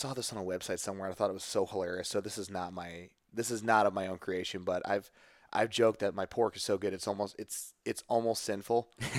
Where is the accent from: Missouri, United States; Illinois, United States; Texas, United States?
Missouri, United States; St. Louis; I think it's just cause I'm from St. Louis.